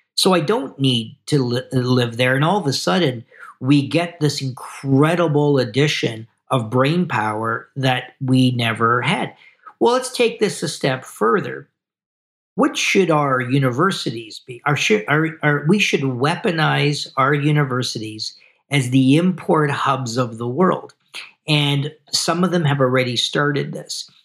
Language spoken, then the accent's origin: English; Canada